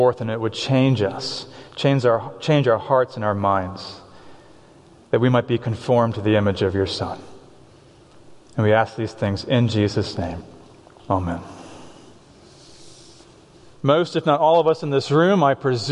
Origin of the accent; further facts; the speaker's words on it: Boston, Massachusetts, United States; now in Ephrata, United States; I'm from Boston.